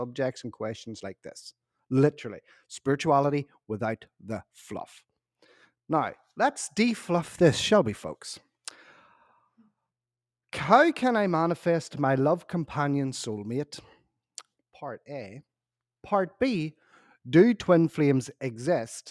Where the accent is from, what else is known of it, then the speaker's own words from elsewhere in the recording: Ireland; I'm also Irish